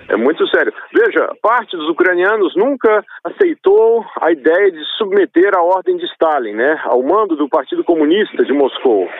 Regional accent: Brazil; Nascido no Brasil, mas de mãe russa, cultura russa

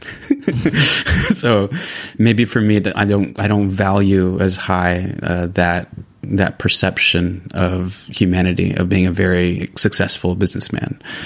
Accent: California, United States; moved away as an adult; now in San Sebastián, Spain; I am originally from the United States, from California.

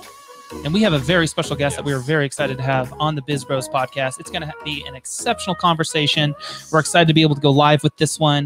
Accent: Santa Rosa, California, United States; I'm originally from Santa Rosa, so pretty close to San Francisco.

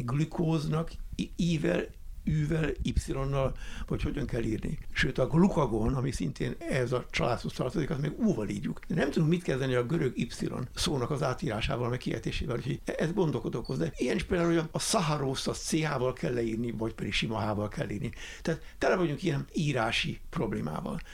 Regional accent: Budapest, Hungary; én Budán egy olyan kertes házban nőttem föl, a kis Svábhegyen

